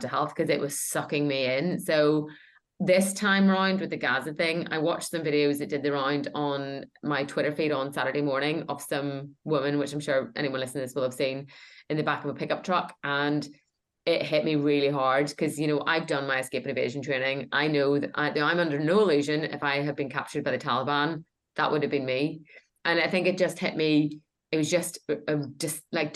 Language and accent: English; Northern Ireland, United Kingdom; my growing up in Northern Ireland